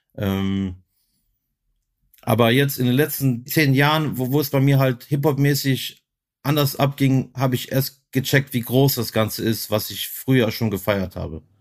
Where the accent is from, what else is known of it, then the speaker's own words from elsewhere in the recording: Germany; Weil ich bin ja hier in Germany geboren, ich war hier in der Schule, aber du bist halt auch Kroate